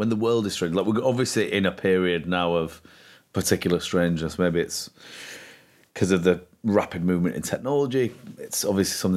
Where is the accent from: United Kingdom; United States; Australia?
United Kingdom; Leeds, Yorkshire and the Humber; I grew up in Leeds